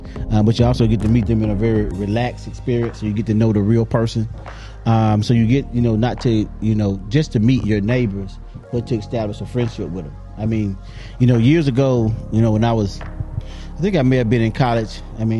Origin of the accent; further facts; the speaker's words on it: Alabama, United States; But everybody knows I'm from Bama, and I'm Bama all day.